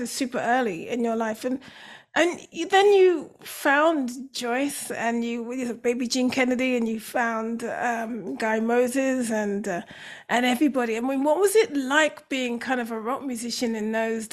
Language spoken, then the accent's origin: English; England, United Kingdom; accent: British; we're English